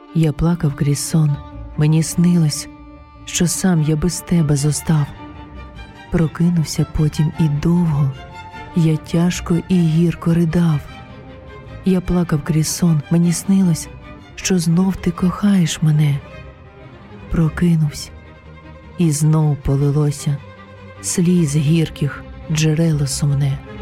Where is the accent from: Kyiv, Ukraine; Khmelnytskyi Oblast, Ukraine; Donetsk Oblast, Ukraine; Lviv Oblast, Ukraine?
Kyiv, Ukraine; moved away as an adult; now in Aarau, Switzerland; Я українка, киянка